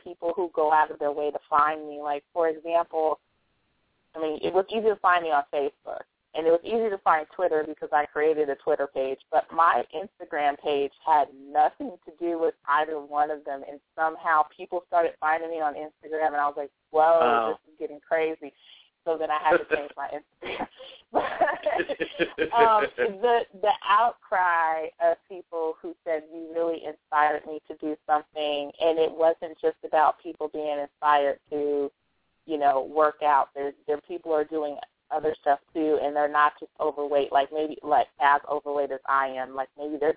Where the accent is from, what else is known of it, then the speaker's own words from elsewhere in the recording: Bay Area, California, United States; I live in California. I'm from the Bay Area